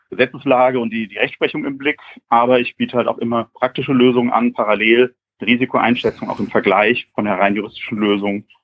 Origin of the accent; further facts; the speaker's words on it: Frankfurt, Hesse, Germany; Ich komme aus Hessen, aus Frankfurt.